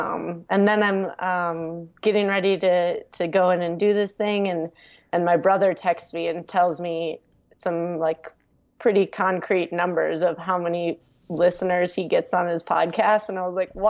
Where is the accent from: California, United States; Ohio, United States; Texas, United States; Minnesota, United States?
Minnesota, United States; accent: Fargo; now in Colorado, United States; a little towards the Fargo accent. But since I've left Minnesota and lived in Colorado, I think my accent has disappeared a little bit.